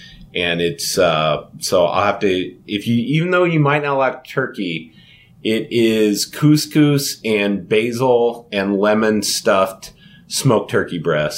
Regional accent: Louisiana, United States; as we call it growing up in Louisiana, pecan pie.

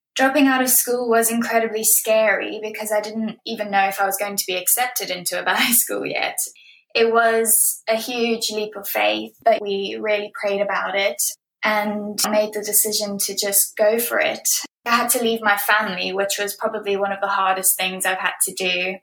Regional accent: Johannesburg, Gauteng, South Africa; also born or lived in Bloemfontein, South Africa / Cape Town, South Africa; now in United Kingdom; I was born in 1994 in Bloemfontein, South Africa, and I grew up in Johannesburg where my entire family lived.

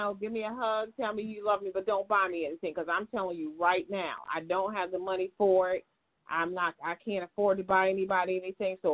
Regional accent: New England, United States; moved away; I'm from New England

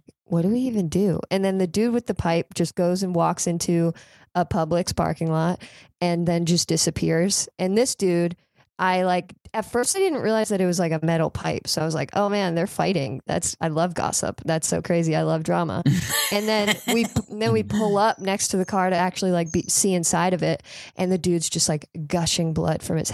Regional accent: near Palm Beach, South Florida, United States; moved away; I'm originally from South Florida

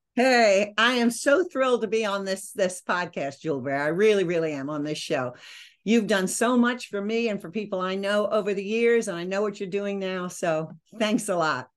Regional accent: Maryland, United States; moved away as an adult; also born or lived in Virginia / New York City; I grew up in Maryland

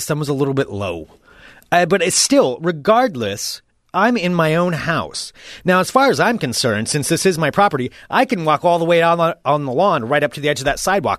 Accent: United States; It's my God-given right. I'm an American. I can look out my window if I want to.

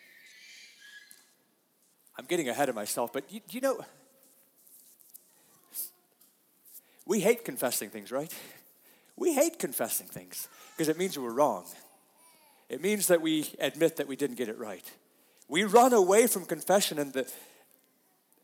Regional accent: United States; We are such American Christians

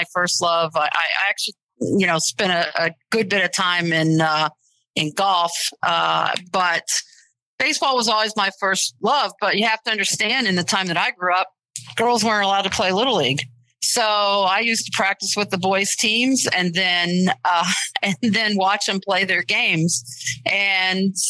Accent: Springfield, Ohio, United States; moved away as an adult; also born or lived in East Coast; I'm originally from Springfield, Ohio, and I've lived a lot of other places

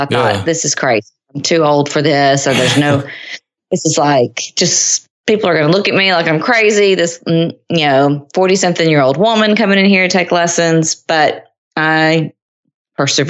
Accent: Nashville, Tennessee, United States; moved away as an adult; now in Cincinnati, United States; Now I'm from Nashville originally, sort of. I mean, my dad was in the military, but most of my life was spent in Middle Tennessee.

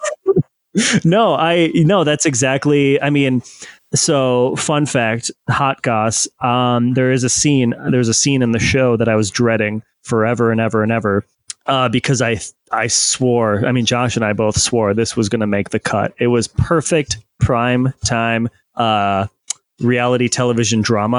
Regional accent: Midwest, United States; I'm a motherfucker from the Midwest

